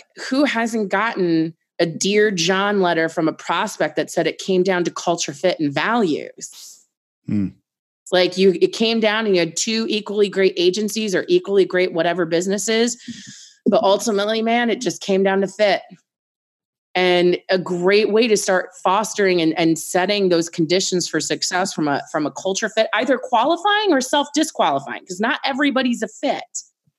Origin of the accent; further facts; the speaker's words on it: Annapolis, Maryland, United States; I'm from Annapolis